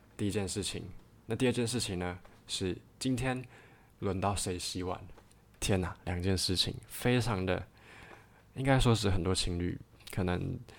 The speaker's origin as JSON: {"language": "Chinese", "region": "Taipei", "country": "Taiwan", "tie": "born or raised there", "also_born_or_lived": "Kaohsiung", "moved": "as an adult", "said": "我是一个台北人，我从小到大，其实家里并不是特别的富裕"}